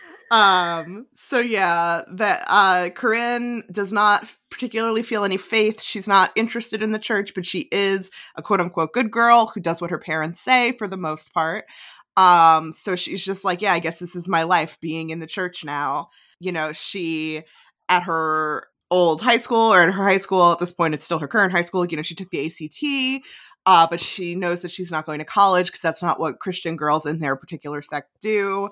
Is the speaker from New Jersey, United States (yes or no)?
yes; New Jersey, United States; I'm from North Jersey